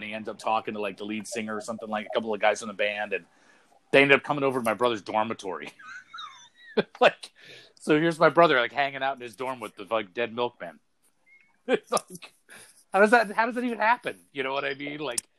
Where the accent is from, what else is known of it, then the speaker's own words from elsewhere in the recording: Brunswick, Maine, United States; They played at Bowdoin College, which is right here in my hometown in Brunswick.